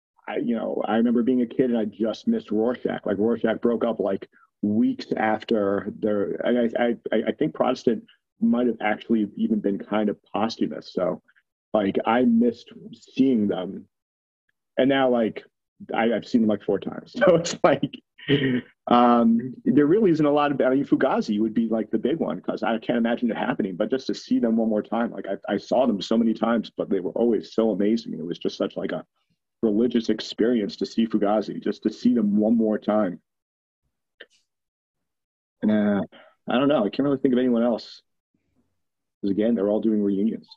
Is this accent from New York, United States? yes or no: yes; New York, United States; growing up in New York